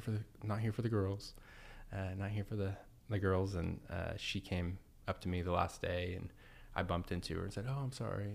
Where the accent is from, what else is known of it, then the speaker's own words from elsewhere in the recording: Edmond, Oklahoma, United States; born and raised in Edmond, Oklahoma